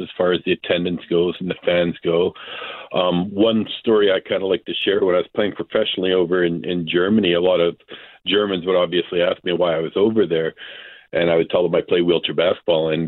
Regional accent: Canada; as a Canadian

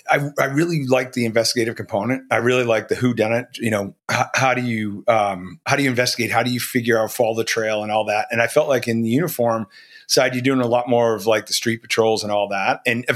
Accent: Massachusetts, United States; So I grew up originally in Rosendale, and then out in Westwood.

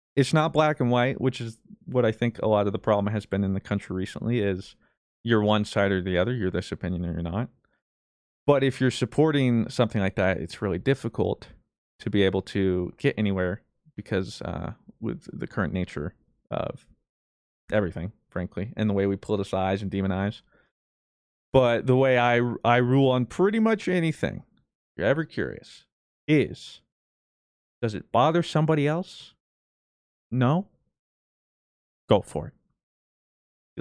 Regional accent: United States; I'm not proud of being American

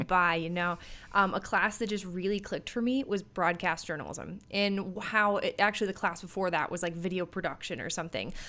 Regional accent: Minneapolis, Minnesota, United States; I grew up in the Twin Cities, Minneapolis, Minnesota area

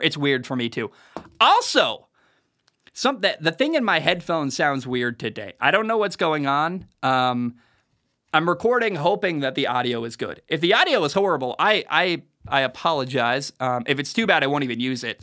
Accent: Oregon, Washington area, the Northwest, Pacific Northwest, United States; I'm from Oregon, Washington area. The Northwest

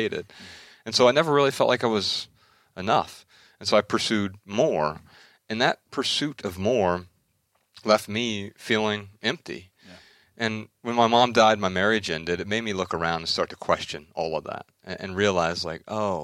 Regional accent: Dayton, Ohio, United States; We're from Dayton, Ohio, right up the street, and right up I-75

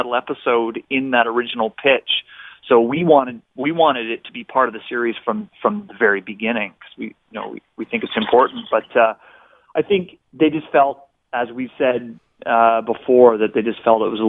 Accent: Victoria, British Columbia, Canada; You're speaking to a hometown boy here. I'm from Victoria, BC.

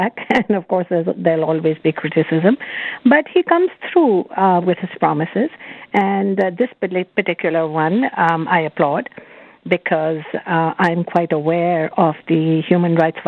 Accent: Canada; as a Canadian

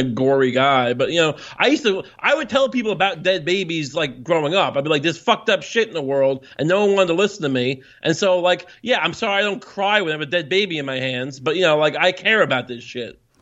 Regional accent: Long Island, New York, United States; I'm from Long Island

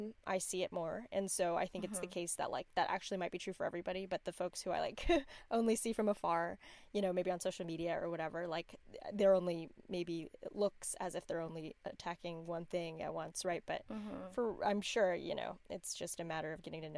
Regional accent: La Quinta, California, United States; I grew up in La Quinta, which is like a suburb in LA, outside

